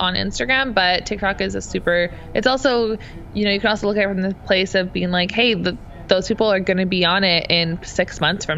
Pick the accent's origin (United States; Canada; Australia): Canada; being a Canadian